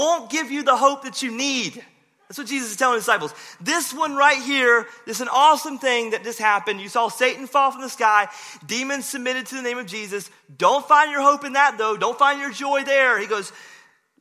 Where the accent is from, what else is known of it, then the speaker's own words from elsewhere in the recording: Rocky Mount, North Carolina, United States; my hometown, Rocky Mount.